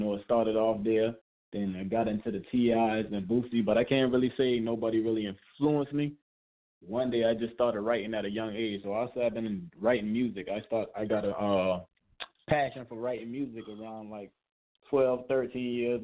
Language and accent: English; North Charleston, South Carolina, United States; moved away as an adult; now in Atlanta, United States; hometown, South Carolina, Charleston, South Carolina